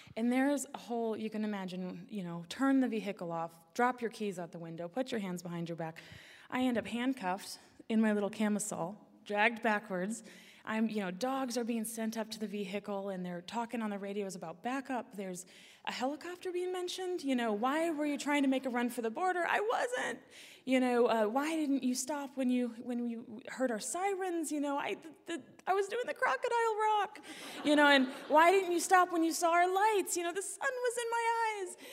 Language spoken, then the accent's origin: English; Alaska, United States; growing up in Alaska